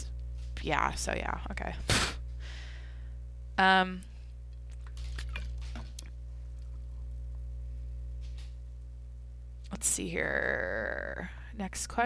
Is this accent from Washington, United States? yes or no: yes; Skagit Valley, Washington, United States; My hometown is famous for the Skagit Valley Tulip Festival